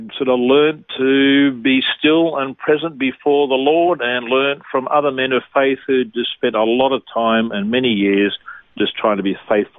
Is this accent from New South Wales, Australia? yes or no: yes; Bankstown, New South Wales, Australia; also born or lived in Gosford, New South Wales; I was born in Gosford in New South Wales, grew up in Bankstown, so I'm a Bankstown boy.